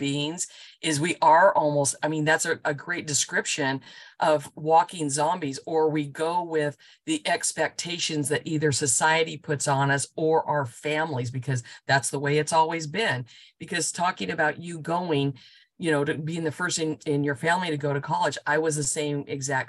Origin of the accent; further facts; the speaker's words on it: Chino, California, United States; growing up in Chino, California is right, you know, next to the LA area.